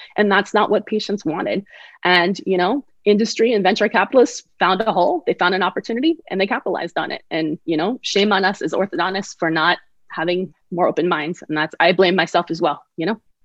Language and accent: English; Bay Area, California, United States; also born or lived in Connecticut; which was actually my hometown school because I'm from the Bay Area.